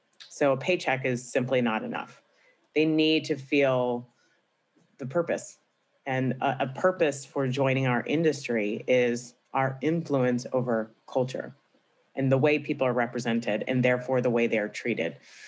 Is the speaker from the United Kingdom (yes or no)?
no; Tampa, Florida, United States; also born or lived in Atlanta / Boston; I grew up in Tampa, Florida, but okay. I grew up bouncing around a little bit.